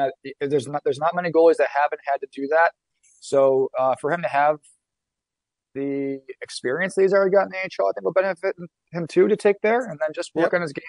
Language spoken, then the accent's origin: English; Buffalo, New York, United States; growing up in Buffalo